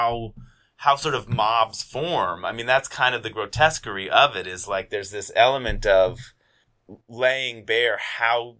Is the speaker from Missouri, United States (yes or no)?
no; Seattle, Washington, United States; moved away as an adult; also born or lived in Boston; I grew up here, and then when I finished high school in 2000, moved to Boston for college and stayed away from, not away from Seattle, but I didn't live here again until late 2015.